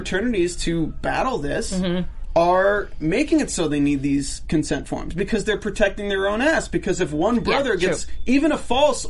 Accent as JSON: {"language": "English", "region": "North Carolina", "country": "United States", "said": "I'm from North Carolina. I live 10 minutes away from Duke campus"}